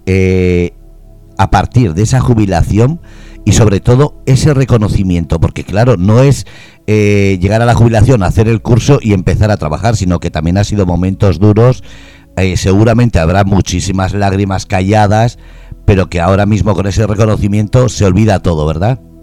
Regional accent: Bermeo, Biscay, Basque Country, Spain; now in Murcia, Spain; Yo soy de Hermoa, Vizcaya

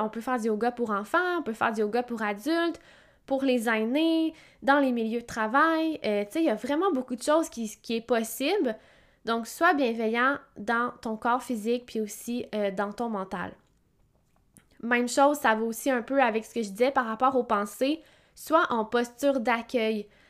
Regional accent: Quebec, Canada; je viens de Québec

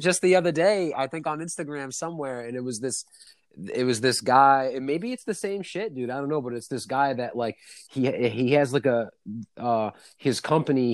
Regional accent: New York City, New York, United States; now in Upstate New York (Adirondack Mountains), United States; I'm, from there. I was born in Brooklyn

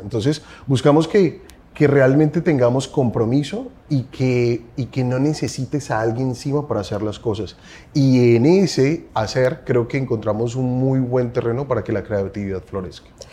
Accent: Colombia; Soy colombiano, tengo 40 años

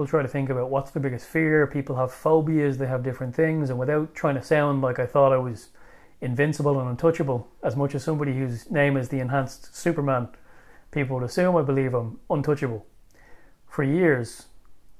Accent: Ireland; also born or lived in Bulgaria; moving home and reintegrating into Irish life

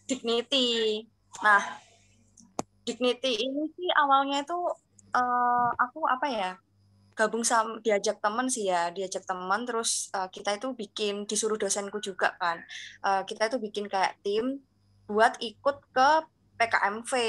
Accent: Kediri, East Java, Indonesia; dari manajemen perhotelan angkatan 2019 Fakultas Vokasi. Nah asal aku ini dari kota Kediri.

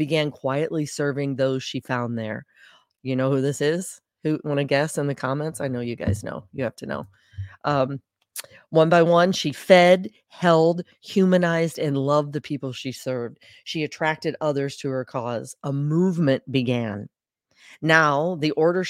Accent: St. Louis, Missouri, United States; also born or lived in Charleston, South Carolina; I grew up in St. Louis

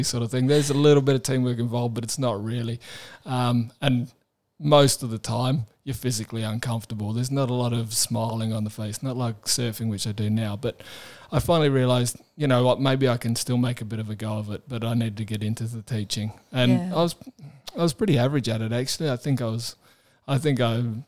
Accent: Adelaide, South Australia, Australia; I was growing up in Adelaide

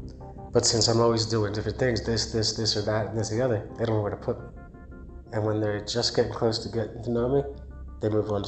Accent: New Jersey, United States; moved away as an adult; also born or lived in Delaware; now in Denver, United States; I've lived on the South Jersey Shore and the Central Jersey Shore. In North Jersey, I've lived in Lake Apopka, Bud Lake area, and in Clifton. So the Northwest and the Northeast.

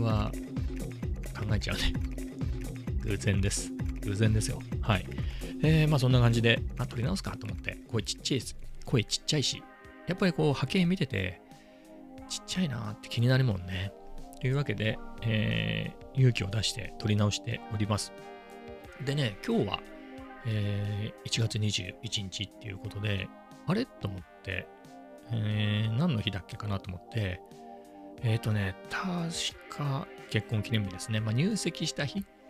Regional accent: Ibaraki, Japan; 地元、本当の田舎の茨城で言えば、遅いなっていうところです

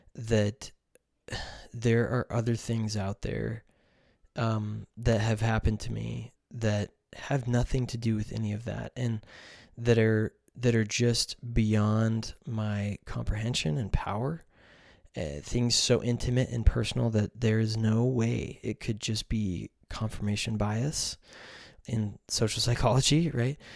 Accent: United States; I am from the United States

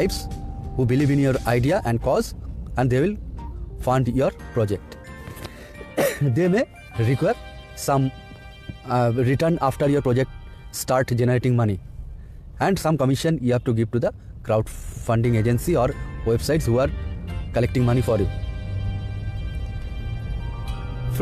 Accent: India; I am from India

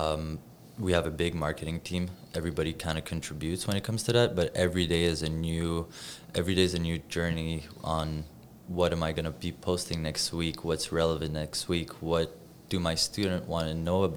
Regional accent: Montreal, Quebec, Canada; I was born and raised in Montreal

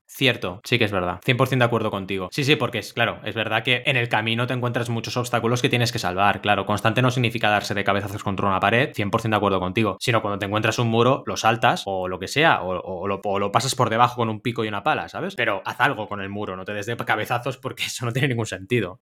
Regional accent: Barcelona, Catalonia, Spain; also born or lived in Mar del Plata, Argentina; como buen argentino de nacimiento, porque yo nací en Mar del Plata y llegué a Barcelona a los 8 años

